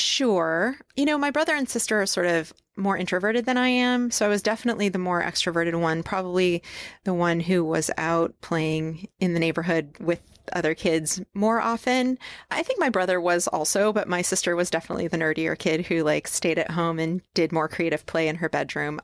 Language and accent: English; upstate New York, United States; now in Portland, United States; I was born in upstate New York